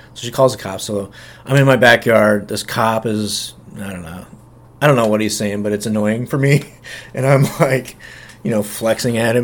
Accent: Nebraska, United States; moved away as an adult; also born or lived in Dubuque, Iowa; I was from Nebraska, but ended up moving to Dubuque, Iowa, and working for my sister's husband

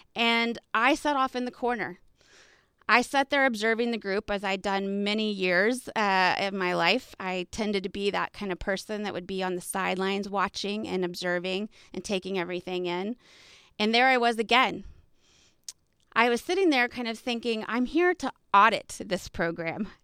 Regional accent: Texas, United States; I'm from Texas

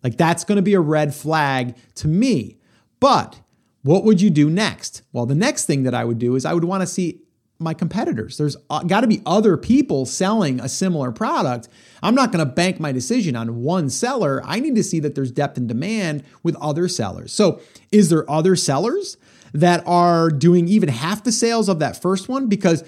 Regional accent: New York, United States; I was from New York. You were from Jersey.

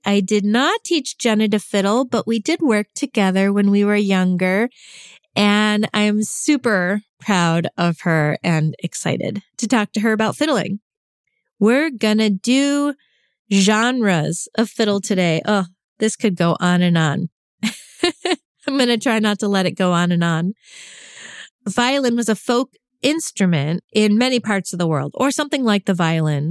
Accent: New York, United States; I grew up in New York, which is not New England

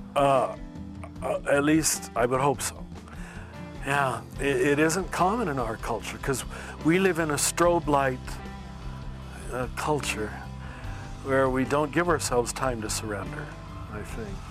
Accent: United States; I'm still an American

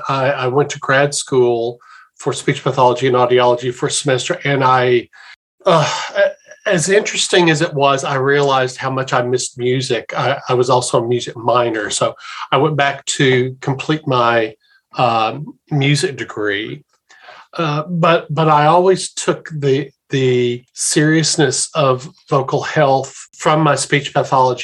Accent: Little Rock, Arkansas, United States; moved away as an adult; also born or lived in Memphis, Tennessee / Fredericksburg, Texas / Tidewater, Virginia / Richmond, Virginia; now in Baltimore, United States; growing up in the Little Rock, Arkansas area

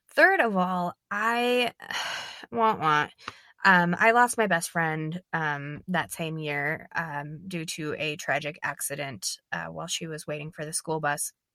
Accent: Minnesota, United States; I'm from Minnesota, I'm not from Saint Paul

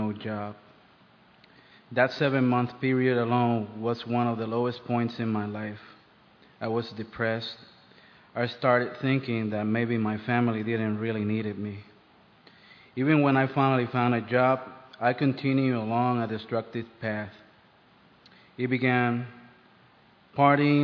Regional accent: Puerto Rico; moved away as an adult; now in United States; I grew up in Puerto Rico.

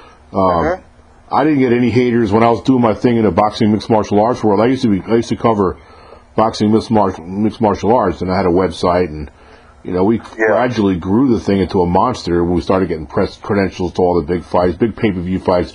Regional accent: New York, United States; I'm from New York originally.

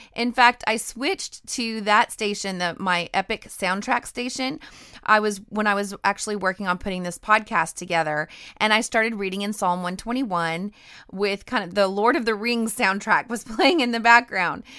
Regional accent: Idaho, United States; also born or lived in the South (US); now in the South, United States; I grew up in Idaho near the mountains, and I am definitely a mountain girl.

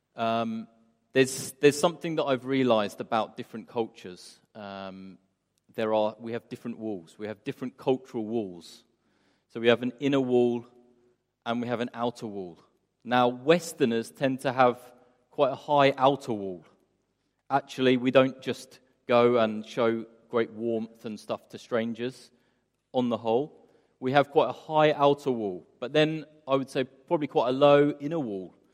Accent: England, United Kingdom; moved away as an adult; now in Istanbul, Turkey; as English people

